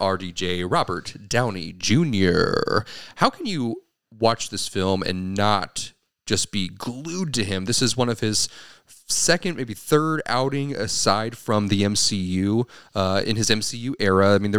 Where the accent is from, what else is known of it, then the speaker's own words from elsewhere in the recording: Ireland; Mostly because he's Irish. I'm Irish.